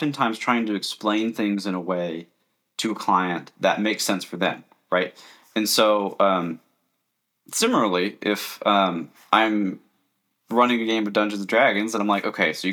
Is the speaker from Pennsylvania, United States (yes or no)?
no; Alaska, United States; also born or lived in Florida; I was stationed in Florida, and I'm from Alaska. I'm in Alaska right now.